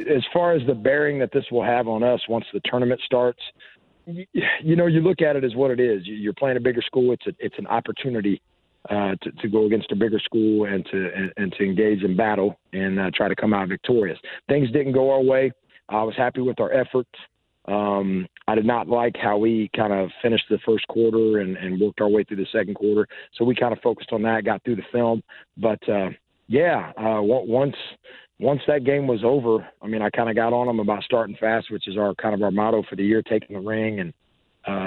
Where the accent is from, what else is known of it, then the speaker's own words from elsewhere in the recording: Washington and Warman, Indiana, United States; now in Clayton, Indiana, United States; I grew up in Washington and Warman, so, you know, we had Long's Bakery all the time